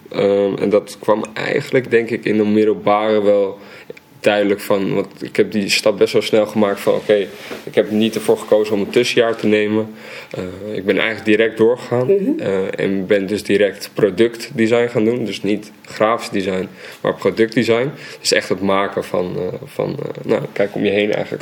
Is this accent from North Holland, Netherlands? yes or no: yes; Amsterdam, North Holland, Netherlands; In Amsterdam-Oost, ehm, in de Watergasmeer.